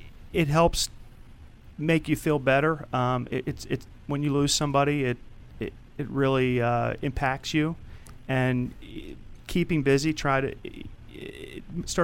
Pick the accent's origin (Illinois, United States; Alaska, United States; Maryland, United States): Maryland, United States; Rockville; Rockville, Maryland.